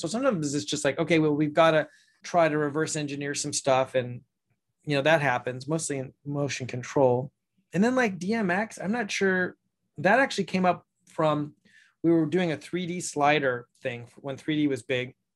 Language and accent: English; Ojai, California, United States; my hometown here in Ojai